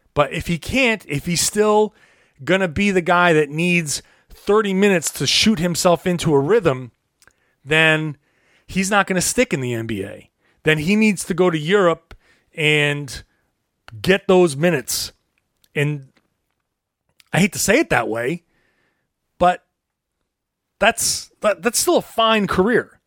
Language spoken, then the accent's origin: English; Rhode Island, United States; I grew up in Rhode Island.